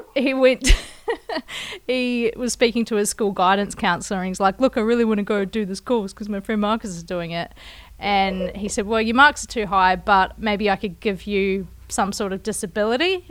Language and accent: English; Kaikoura, Canterbury, New Zealand; my hometown, Kaikoura